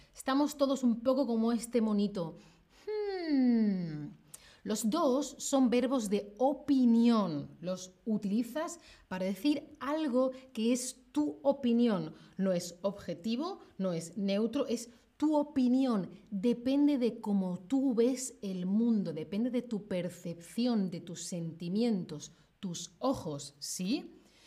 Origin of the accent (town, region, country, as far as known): Spain; now in Germany